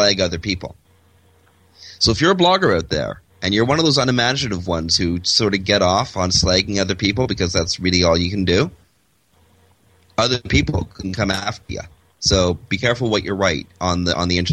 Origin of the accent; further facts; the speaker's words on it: Toronto, Ontario, Canada; moved away; my old suburb, Etobicoke, where I grew up